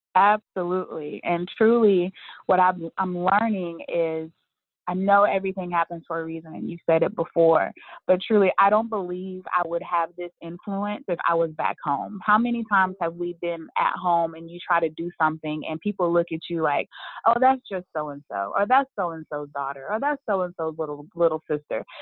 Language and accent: English; Birmingham, Alabama, United States; moved away as an adult; now in Charlotte, United States; my hometown of Birmingham, Alabama